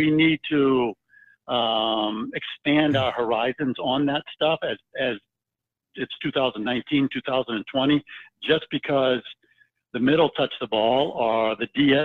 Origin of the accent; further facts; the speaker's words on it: Virginia Beach, Virginia, United States; I grew up in Virginia Beach